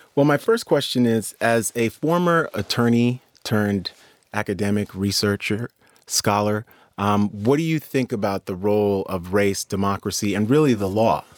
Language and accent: English; New York City, New York, United States; I grew up in New York City